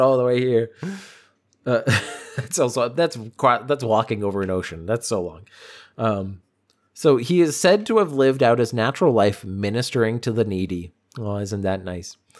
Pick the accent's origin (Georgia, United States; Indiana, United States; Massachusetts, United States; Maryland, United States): Massachusetts, United States; Boston; I'm from Boston.